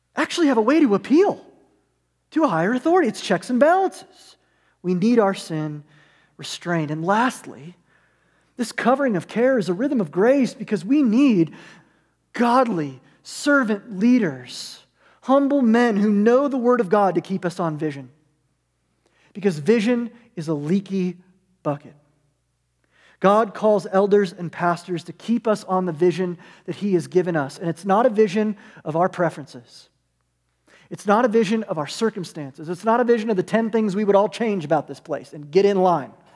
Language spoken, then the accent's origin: English; United States; we're American